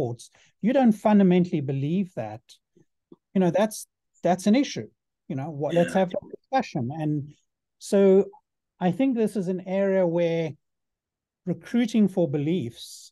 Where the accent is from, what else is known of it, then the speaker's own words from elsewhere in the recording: South Africa; I had growing up in South Africa